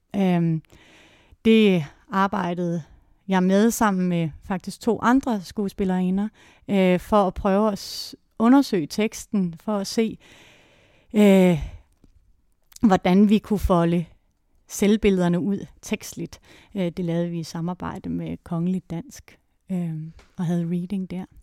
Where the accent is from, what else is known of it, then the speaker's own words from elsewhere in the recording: Låstrup, Central Denmark Region, Denmark; moved away; also born or lived in Odense; jeg kommer oprindeligt fra Jylland, fra en lille landsby uden for Viborg, der hedder Låstrup